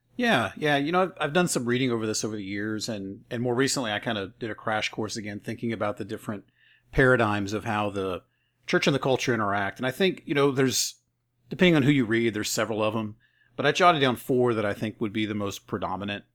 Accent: the Bible Belt, United States; I grew up in the Bible Belt

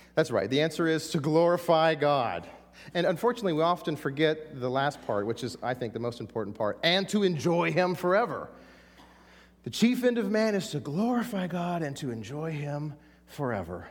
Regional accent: Texas, United States; I'm from Texas

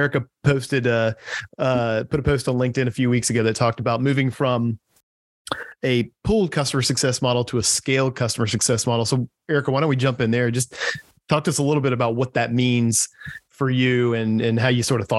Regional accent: North Carolina, United States; my home state of North Carolina.

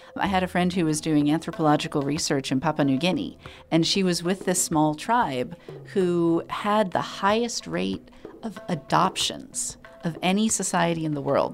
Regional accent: Allentown, Pennsylvania, United States; my hometown in Allentown, Pennsylvania.

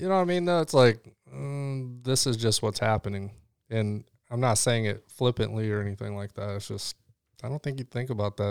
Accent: Illinois, United States; also born or lived in Chicago / Rockford; Illinois, uh, a lot of time in Chicago

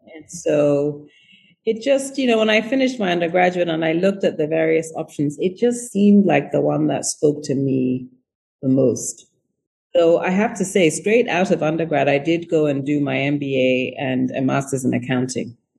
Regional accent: England, United Kingdom; moved away as an adult; also born or lived in Ghana / United States; I had left when I was really young and uh, moved to England when I was 7 and then moved to the US when I was 18. Um, and very, I was always very proudly Ghanaian

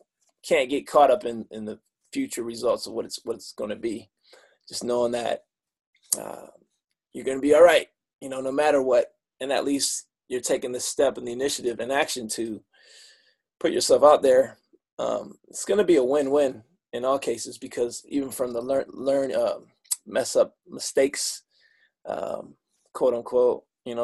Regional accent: Michigan, United States; I'm from Michigan

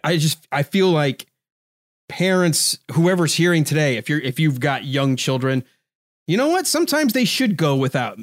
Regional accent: United States; I'm from America

